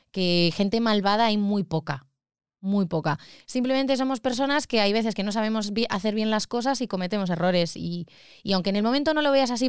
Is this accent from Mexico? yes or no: no; Madrid, Community of Madrid, Spain; Como buena madrileña.